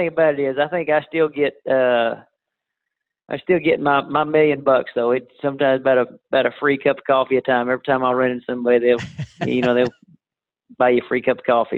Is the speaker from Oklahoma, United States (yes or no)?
yes; Tupelo, Oklahoma, United States; also born or lived in Durant, Oklahoma / Lane, Oklahoma; I was born in Durant, grew up there in Tupelo, and I live in Lane, Oklahoma right now